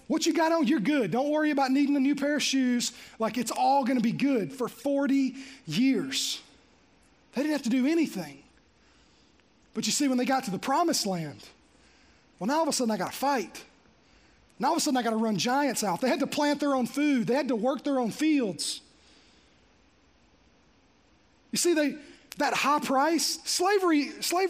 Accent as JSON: {"language": "English", "town": "Green Hill", "country": "United States", "tie": "born or raised there", "said": "I grew up in Green Hill"}